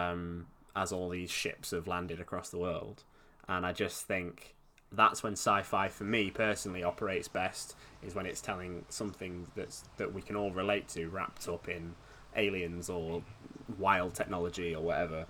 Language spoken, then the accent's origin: English; Scunthorpe, Yorkshire and the Humber, United Kingdom; moved away as an adult; now in Southampton, United Kingdom; my hometown is Scunthorpe, and I moved to Southampton for university and sort of just stayed here, really